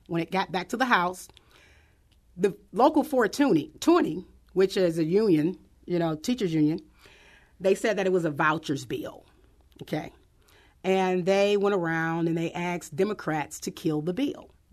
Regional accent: St. Louis, Missouri, United States; I grew up in Doris Webby Housing Projects.

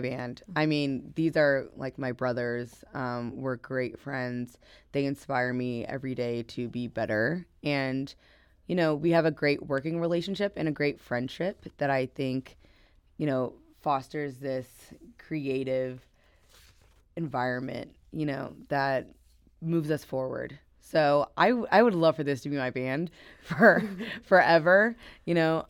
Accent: Midwest, United States; I'm super Midwestern. I'm super American.

